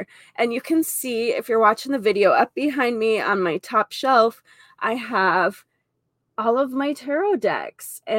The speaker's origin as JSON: {"language": "English", "town": "Lemmon", "region": "South Dakota", "country": "United States", "tie": "born or raised there", "moved": "as an adult"}